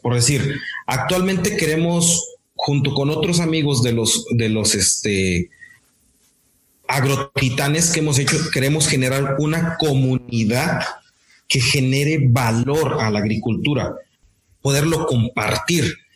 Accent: Morelos, Mexico; now in Monterrey, Mexico; soy del estado de Morelos, actualmente radico en, Monterrey

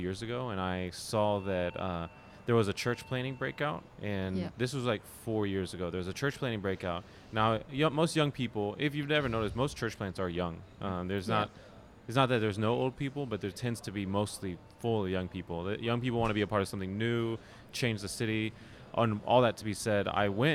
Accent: Dallas, Texas, United States; I'm from Dallas, Texas

